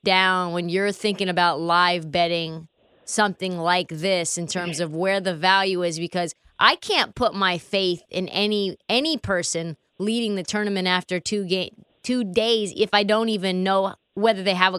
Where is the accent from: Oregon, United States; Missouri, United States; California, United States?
Oregon, United States; Portland; my hometown, Portland, Oregon